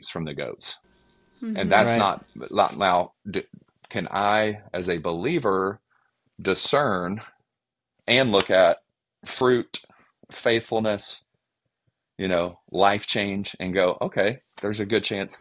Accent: Georgia, United States; accent: Southern; now in Cincinnati, United States; if I use my Southern accent, don't get offended because I'm actually from Georgia

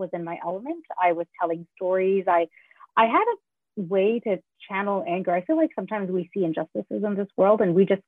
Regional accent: Canada; also born or lived in Sri Lanka; I immigrated to Canada from Sri Lanka

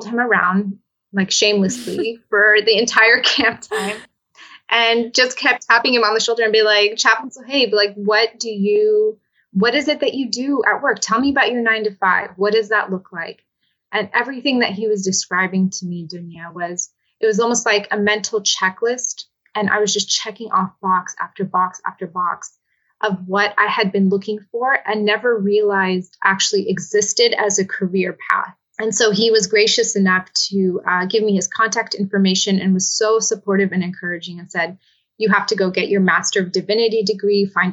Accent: Southern California, United States; also born or lived in Damascus, Syria; I was actually born in Damascus, Syria, but my parents moved to the United States when I was just under 2 years old. And so I was raised here in Southern California, where I live now

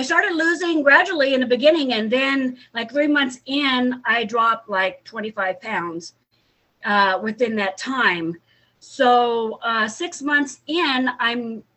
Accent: Hercules, California, United States; also born or lived in Daly City, California; I grew up in Hercules, California.

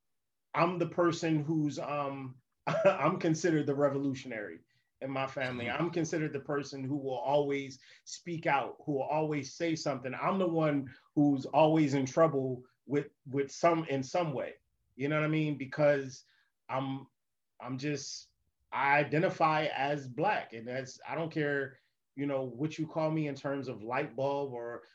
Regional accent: Camden, New Jersey, United States; I grew up in Camden. Camden is the hood.

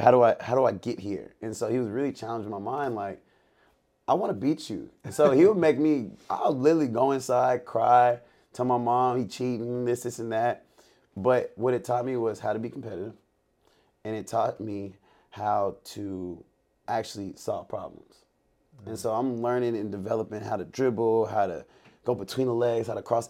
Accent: Lake City, Texas, United States; I'm from Lake City, Sa, uh, Lake City, Texas

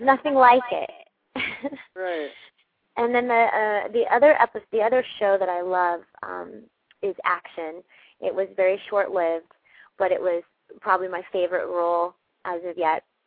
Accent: Pasadena, California, United States; I grew up in Pasadena

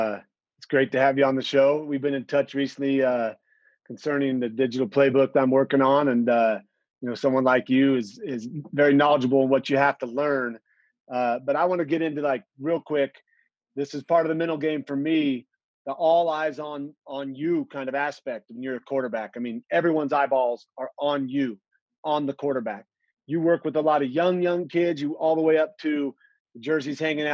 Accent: Boise, Idaho, United States; I was in Boise, Idaho, and I was pretty quiet.

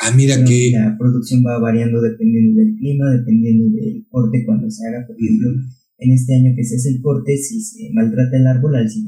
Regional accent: Atltzayanca, Tlaxcala, Mexico

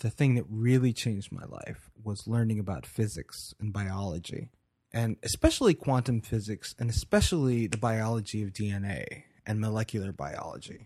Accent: Baltimore, Maryland, United States; moved away; also born or lived in Frostburg, Maryland / Asheville, North Carolina; I was born in Baltimore, Maryland in nineteen eighty-two

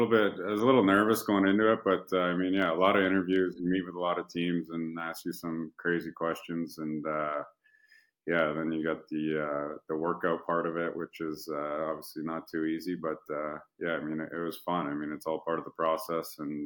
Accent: Canada; I mean, I'm a Canadian kid. I've only played in the Canadian market

